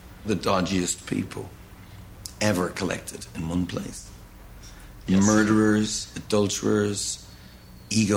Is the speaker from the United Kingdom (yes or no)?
no; Ireland; I am Irish